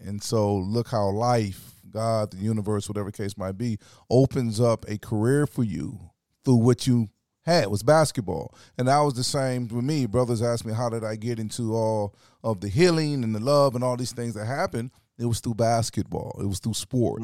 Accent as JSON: {"language": "English", "town": "Orangeburg", "region": "South Carolina", "country": "United States", "tie": "born or raised there", "also_born_or_lived": "Los Angeles", "moved": "as an adult", "said": "I grew up in South Carolina"}